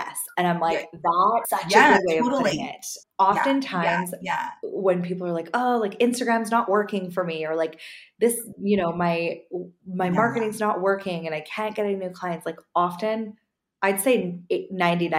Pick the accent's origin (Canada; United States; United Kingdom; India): Canada; I'm so Canadian over here